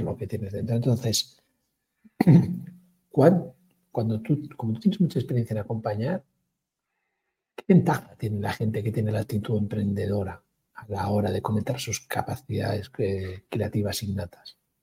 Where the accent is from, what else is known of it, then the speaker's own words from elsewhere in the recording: Galicia, Spain; yo como gallego